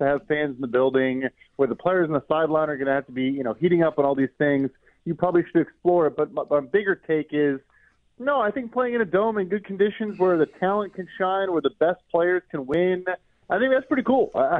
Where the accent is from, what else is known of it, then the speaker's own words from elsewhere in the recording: Chicago, Illinois, United States; I'm from Chicago. I'm a Bears fan, and Bears fans love to say this is bear weather